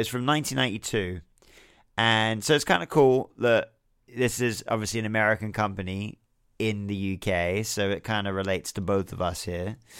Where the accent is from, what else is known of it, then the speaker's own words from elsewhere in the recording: United Kingdom; being someone that watches wrestling from the U K